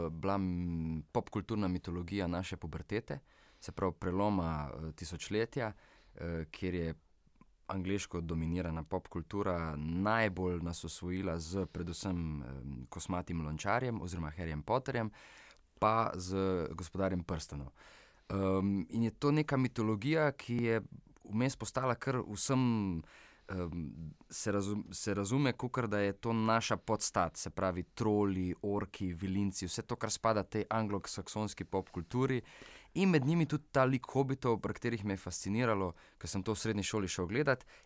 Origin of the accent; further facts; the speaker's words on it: Vitanje, Slovenia; moji rojstni vasi, da tako rečem, Vitanje